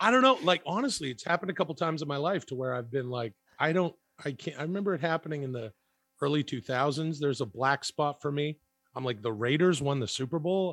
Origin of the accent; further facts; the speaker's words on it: Canada; I grew up in Canada